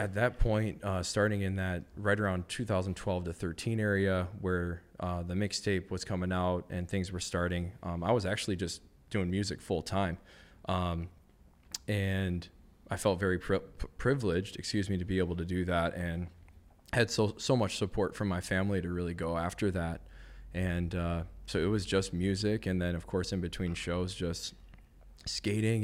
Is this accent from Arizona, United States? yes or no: no; Madison, Wisconsin, United States; I grew up in Madison, Wisconsin, so it's not like California where, like, everybody's a skater